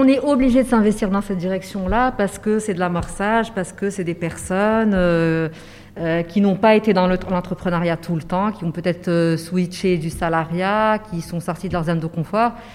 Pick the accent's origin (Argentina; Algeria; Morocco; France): Morocco; Casablanca, Casablanca-Settat; j'ai grandi à Casablanca